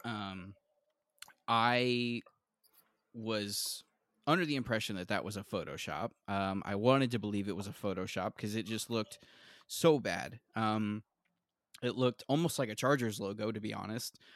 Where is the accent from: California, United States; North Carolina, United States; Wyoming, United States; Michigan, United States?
California, United States; Central Valley of; I grew up in the Central Valley of California, not far from the Bay Area